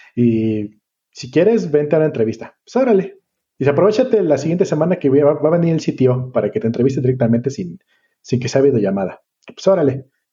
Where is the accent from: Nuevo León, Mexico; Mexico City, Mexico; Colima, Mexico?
Colima, Mexico; vengo de Colima